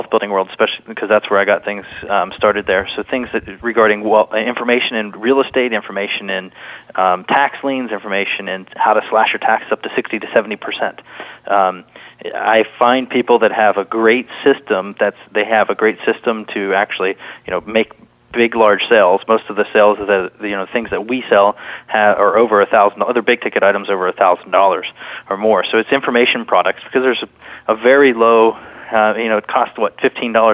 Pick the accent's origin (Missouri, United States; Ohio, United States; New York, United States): Ohio, United States; moved away; also born or lived in Alabama; I grew up in Ohio, I moved down to Alabama and lived in Alabama for a while.